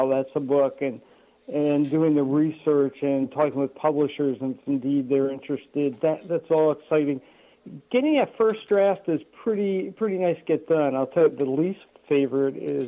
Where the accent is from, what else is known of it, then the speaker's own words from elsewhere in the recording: Chester County, right outside of Philadelphia, Pennsylvania, United States; moved away as an adult; now in Connecticut, United States; I'm now in Connecticut, but I grew up in Chester County right outside of Philadelphia